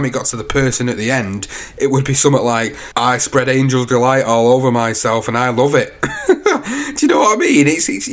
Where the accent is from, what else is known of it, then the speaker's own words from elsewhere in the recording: United Kingdom; I'm British as well.